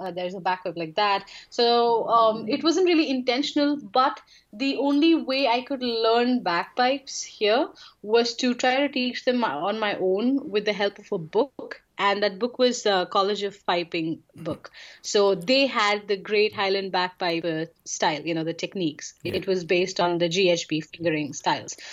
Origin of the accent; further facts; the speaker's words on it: India; I'm from India.